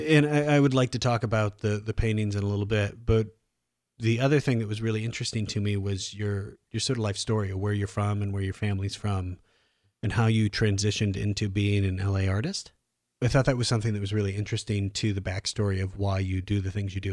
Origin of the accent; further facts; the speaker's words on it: Iowa, United States; also born or lived in Omaha, Nebraska / Washington, D.C. / New York City; now in Los Angeles, United States; I'm from Iowa, I lived in Omaha